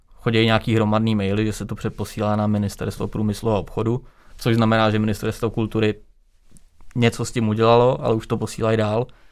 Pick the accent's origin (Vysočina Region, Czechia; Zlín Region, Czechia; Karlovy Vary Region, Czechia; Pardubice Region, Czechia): Vysočina Region, Czechia; Třebíč; v Třebíči, odkud pocházím